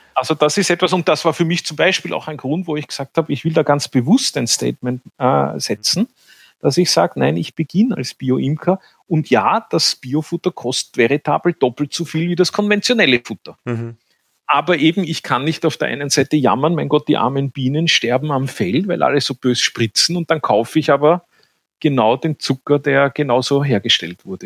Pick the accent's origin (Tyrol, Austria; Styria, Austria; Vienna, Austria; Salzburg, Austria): Vienna, Austria; accent: Viennese; Ich bin ein Städter, ich bin in Wien aufgewachsen